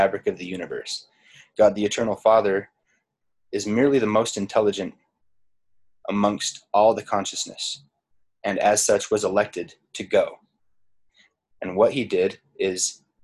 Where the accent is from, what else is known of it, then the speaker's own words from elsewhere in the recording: Utah, United States; I'm from Utah and I am descended from pioneer stock on my father's side.